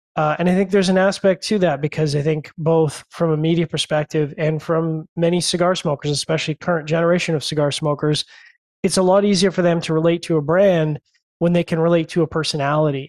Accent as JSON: {"language": "English", "country": "Canada", "said": "I'm Canadian"}